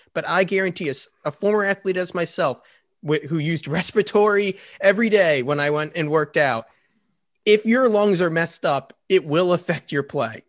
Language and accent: English; Philadelphia, Pennsylvania, United States; I'm from Philadelphia